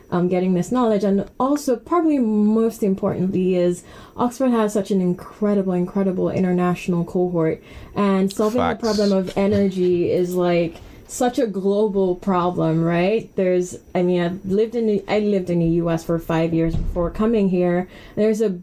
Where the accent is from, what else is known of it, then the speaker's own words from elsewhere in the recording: Nigeria; now in United Kingdom; I'm Nigerian, and I am a current MBA full-time student here